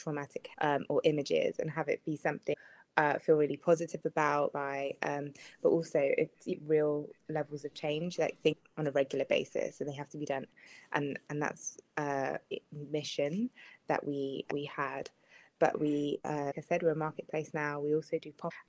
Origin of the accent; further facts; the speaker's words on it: United Kingdom; I'm black British